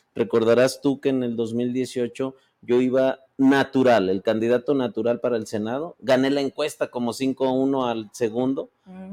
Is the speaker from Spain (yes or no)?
no; Fresnillo, Zacatecas, Mexico; mi paisana, amiga, por eso hay mucha identidad y empatía, por eso somos de Fresnillo.